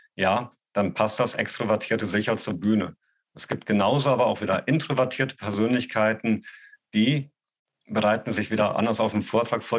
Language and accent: German; Gießen, Hesse, Germany; moved away; also born or lived in Bonn; an der Volkshochschule in Gießen, die Stadt, wo ich herkomme